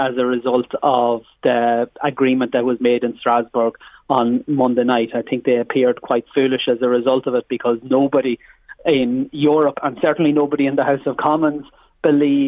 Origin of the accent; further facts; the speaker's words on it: Ireland; we as Irish MEPs